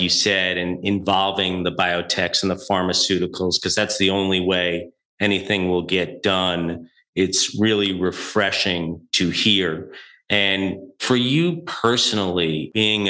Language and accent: English; New York, United States; as a New Yorker